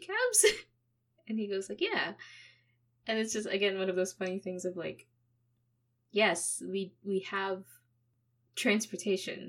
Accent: Philippines; now in Canada; I'm Canadian, but I grew up in the Philippines

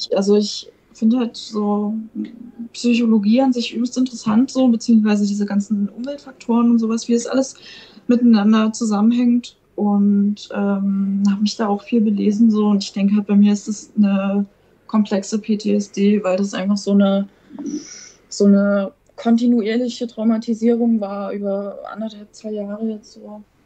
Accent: eastern Germany, Germany; Ich komme halt aus dem Osten

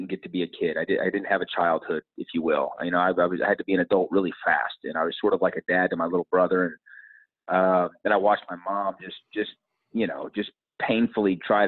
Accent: Dallas, Texas, United States; I was born and raised in Dallas, Texas

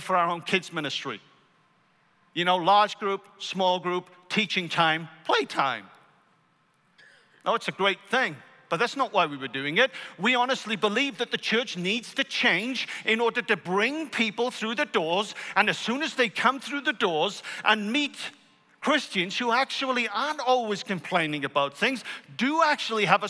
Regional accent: Wales, United Kingdom; moved away as an adult; now in United States; I grew up in Wales with stories of the Welsh Revival in 1904.

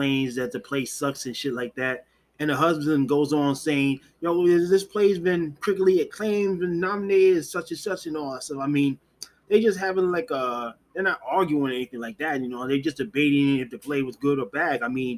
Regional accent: New York City, New York, United States; I was born and raised in New York City

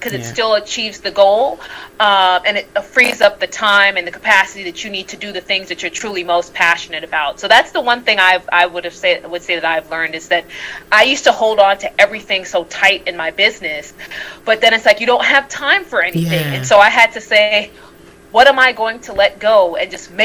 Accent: New York City, New York, United States; moved away as an adult; now in Buenos Aires, Argentina; I'm originally from Brooklyn, New York, and right now I live in Buenos Aires, Argentina

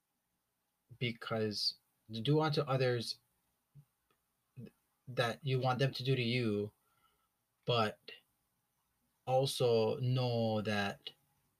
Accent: Hawaii, United States; growing up in Hawaii, growing up in a Hawaiian ohana

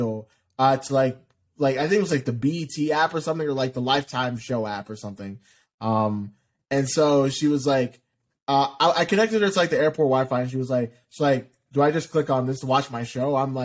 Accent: Ohio, United States; I'm from Ohio

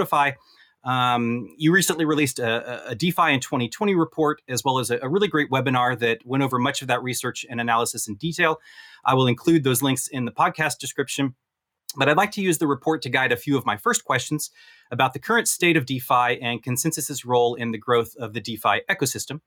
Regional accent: United States; now in Paris, France; as an American in France

